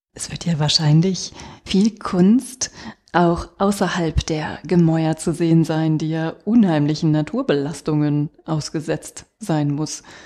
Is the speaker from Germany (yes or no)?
yes; Rhineland, Germany; wir kommen ja aus dem Rheinland